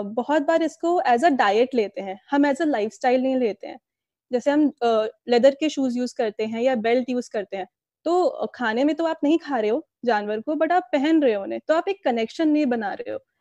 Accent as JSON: {"language": "Hindi", "region": "Delhi", "country": "India", "moved": "yes", "lives_now": "Pune, India", "said": "मैं दिल्ली से बिलोंग करती हूँ फिलहाल मैं पुणे में रह रही हूँ"}